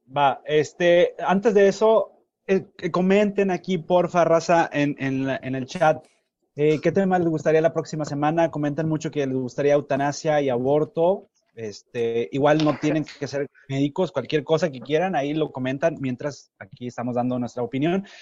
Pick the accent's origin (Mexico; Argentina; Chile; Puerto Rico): Mexico; Nuevo Laredo, Tamaulipas; yo soy de Nuevo Laredo